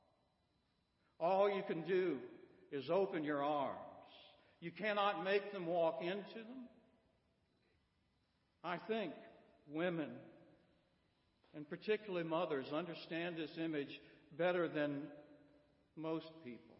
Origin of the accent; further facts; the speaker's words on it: Midwest, United States; now in Florence, United States; I grew up in the Midwest